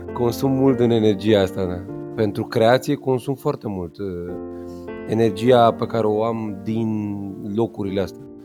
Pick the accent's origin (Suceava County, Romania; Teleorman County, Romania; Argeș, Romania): Argeș, Romania; Pitești; eu m-am născut în Pitești, județul Argeș, frumos, la spitalul județean